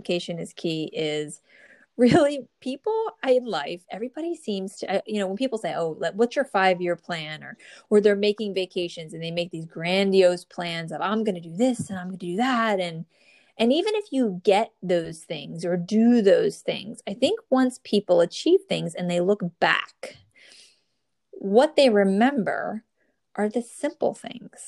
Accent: New Jersey, United States; born or raised there

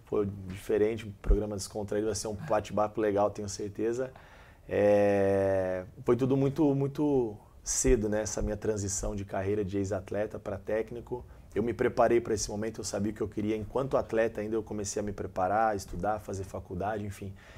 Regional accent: Valinhos, São Paulo, Brazil; now in Caxias do Sul, Brazil; eu sou natural de, de Valinhos, interior de São Paulo, próximo de Campinas

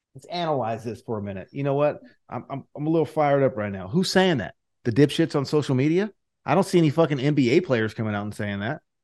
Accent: Fresno, California, United States; I'm from Fresno

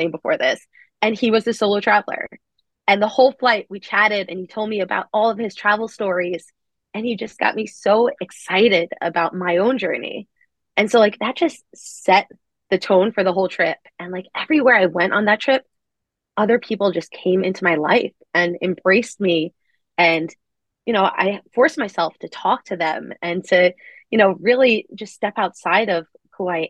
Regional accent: Long Island, New York, United States; I'm from Long Island, New York

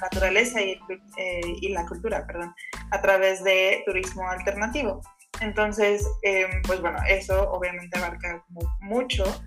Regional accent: Mexico; soy orgullosamente mexicana

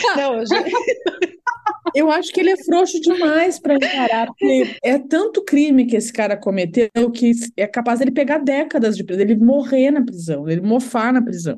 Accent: Rio Grande do Sul, Brazil; enquanto gaúcha

